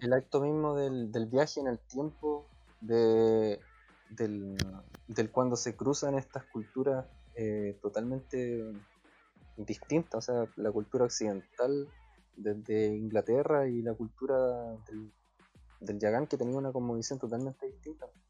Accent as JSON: {"language": "Spanish", "country": "Chile", "said": "somos mestizos chilenos"}